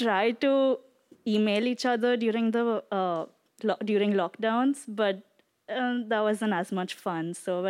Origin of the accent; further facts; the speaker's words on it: Mumbai, Maharashtra, India; I'm from India.